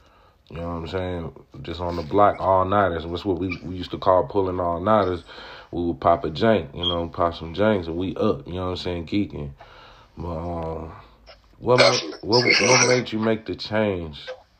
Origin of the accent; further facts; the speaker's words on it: California, United States; like, the L.A. riots, like, growing up in Cali is a monster, you know, hopping off the porch like, shit, you going to kindergarten.